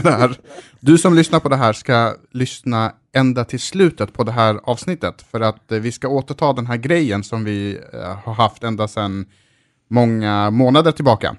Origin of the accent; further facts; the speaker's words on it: Malmö, Skåne, Sweden; jag växte upp i Rosengård